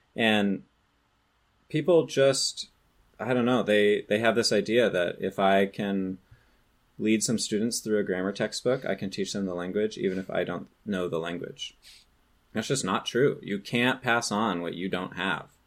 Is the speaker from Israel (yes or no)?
no; California, United States; I grew up in California